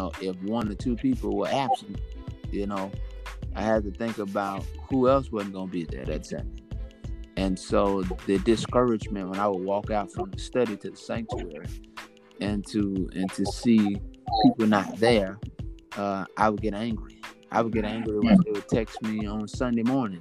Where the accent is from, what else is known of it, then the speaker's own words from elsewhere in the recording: Monroe, Louisiana, United States; moved away as an adult; also born or lived in Shreveport, Louisiana / Longview; now in Brooklyn, United States; Monroe, Louisiana is where I was born and raised